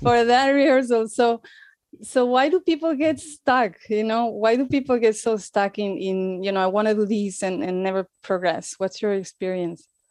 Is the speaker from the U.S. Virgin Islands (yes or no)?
no; Spain; moved away as an adult; also born or lived in United States; I'm from Spain. I am in Spain right now. um, lived in the U S for some years